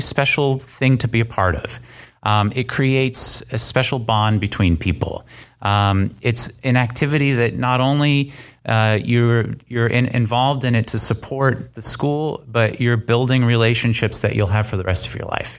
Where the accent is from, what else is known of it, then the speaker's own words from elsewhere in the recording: San Francisco Bay Area, California, United States; moved away as an adult; also born or lived in Concord, California / Oregon / Maryland; I'm originally from the San Francisco Bay Area. And I grew up playing in musical ensembles. I went to De La Salle High School in Concord, California.